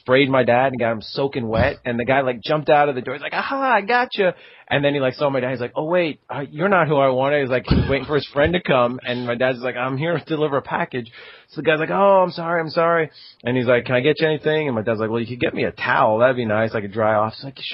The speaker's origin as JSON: {"language": "English", "area": "Long Island", "region": "New York", "country": "United States", "tie": "born or raised there", "said": "I grew up on Long Island in New York"}